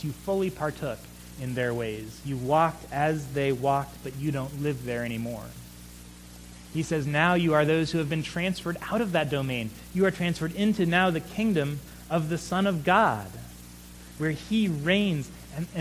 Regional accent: United States

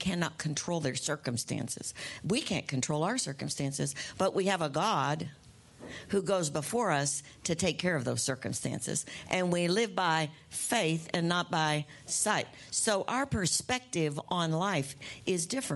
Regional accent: United States; when I was growing up in America. You know, that's where we live

